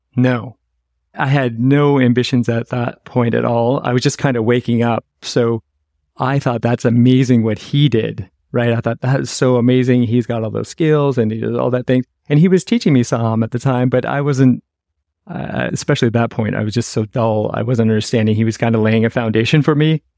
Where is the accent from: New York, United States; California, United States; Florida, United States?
California, United States; San Francisco; moved away; I'm originally from San Francisco